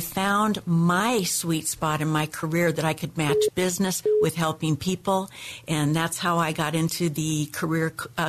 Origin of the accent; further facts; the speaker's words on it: Arizona, United States; also born or lived in Seattle, United States; I was born in Seattle. Then my father, who loved the desert, moved the whole family to Arizona. And from Arizona, I came to California.